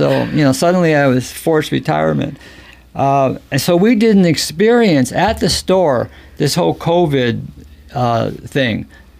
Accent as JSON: {"language": "English", "town": "Ketchikan", "region": "Alaska", "country": "United States", "tie": "born or raised there", "also_born_or_lived": "Seattle, Washington", "said": "Yes, most of my life. I think I was brought here when I was three. And my dad was born here."}